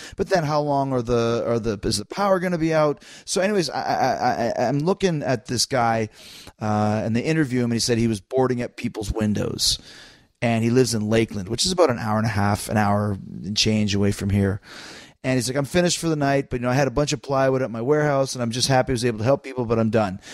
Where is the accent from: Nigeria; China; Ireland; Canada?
Canada; I'm Canadian